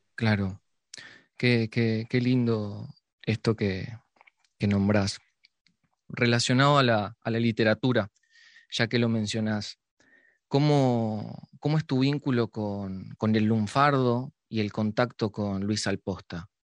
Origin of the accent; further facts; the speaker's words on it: Montevideo, Uruguay; Yo soy de Barrio Sur, escuchaba los tambores. Capaz que es porque vivo ahí.